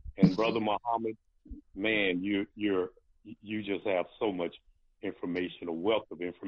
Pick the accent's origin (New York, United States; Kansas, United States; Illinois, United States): Illinois, United States; East St. Louis; you know I'm from East St. Louis